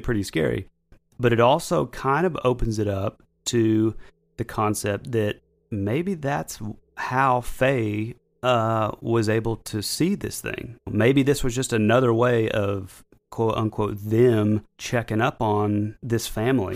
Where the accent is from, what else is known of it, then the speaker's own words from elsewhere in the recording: North Georgia, United States; we're from North Georgia